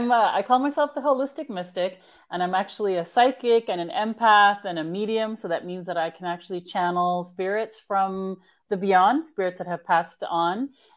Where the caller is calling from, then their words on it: California, United States; I'm actually in Northern California.